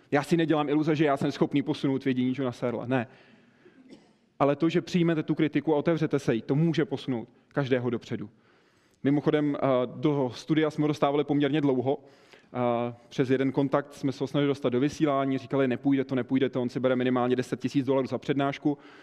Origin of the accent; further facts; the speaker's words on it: České Budějovice, South Bohemian Region, Czechia; u nás v Budějcích. Já jsem z Budějc, z jihu